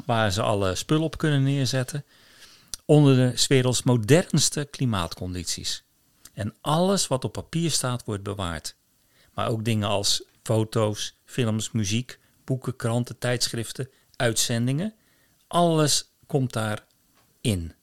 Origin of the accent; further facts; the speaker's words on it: Rotterdam, South Holland, Netherlands; moved away as an adult; now in Kviteseid, Norway; Als Rotterdammer